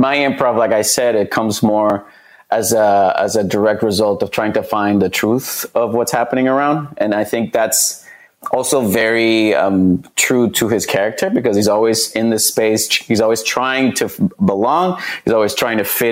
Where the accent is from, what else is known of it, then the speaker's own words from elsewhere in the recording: Puerto Rico; moved away as an adult; also born or lived in Fresno, California; now in Los Angeles, United States; I grew up like in Puerto Rico